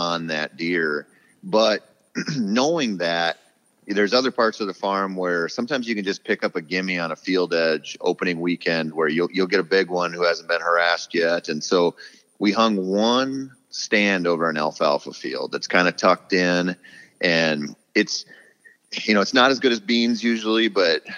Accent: southeastern Minnesota, United States; moved away; it used to be my hometown for sure. You know, I got really lucky when I was 15. I got permission to bow hunt a dairy farm in southeastern Minnesota.

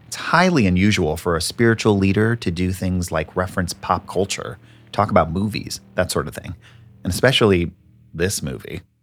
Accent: Northern California, United States; I was a 15 year old kid living in Northern California with my parents

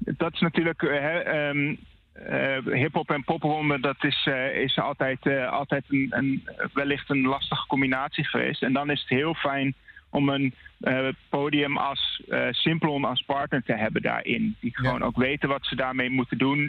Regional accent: Groningen, Netherlands; bij ons in Groningen

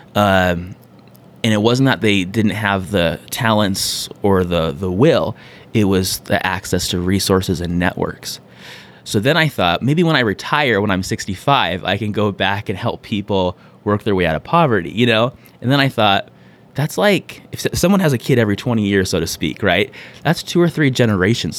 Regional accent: San Diego, California, United States; born and raised in San Diego.

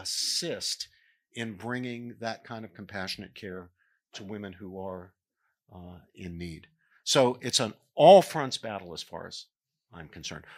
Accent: Morgantown, West Virginia, United States; moved away; working a pro-life table at West Virginia University, which was in the home, in, in my hometown.

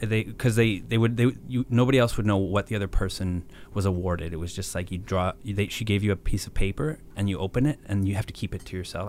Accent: Banff, Alberta, Canada; I was born in Banff

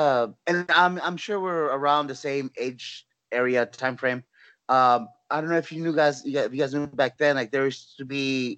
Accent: Los Angeles, California, United States; moved away as an adult; also born or lived in Orlando, Florida; now in San Antonio, United States; which I'm born and raised in California.

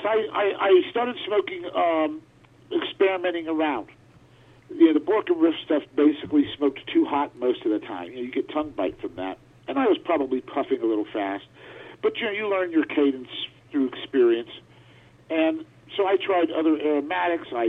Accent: Altoona, Pennsylvania, United States; I was born in Altoona, Pennsylvania, and when I was a little kid

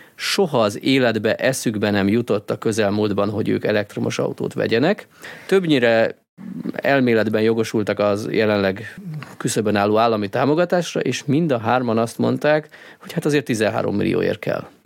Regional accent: Hungary

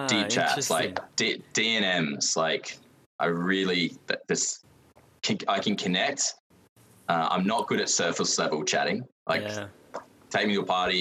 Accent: Adelaide, South Australia, Australia; I grew up in South Australia, Adelaide, and I'm still here

